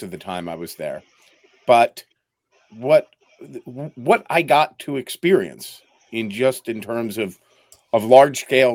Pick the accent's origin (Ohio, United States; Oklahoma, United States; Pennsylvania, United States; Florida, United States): Pennsylvania, United States; Philadelphia; moved away as an adult; also born or lived in New York / Eastern Europe / Ukraine; I grew up in Philadelphia